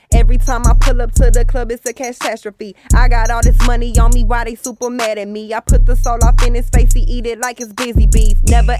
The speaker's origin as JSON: {"language": "English", "region": "Mississippi", "country": "United States", "said": "I'm from Mississippi"}